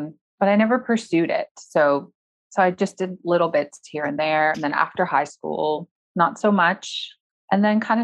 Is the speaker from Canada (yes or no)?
yes; Toronto, Ontario, Canada; moved away as an adult; I'm back in my hometown of Toronto, Canada